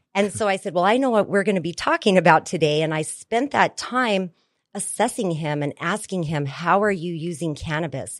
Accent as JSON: {"language": "English", "region": "New Mexico", "country": "United States", "tie": "born or raised there", "said": "I was born and raised in New Mexico in the Four Corners area."}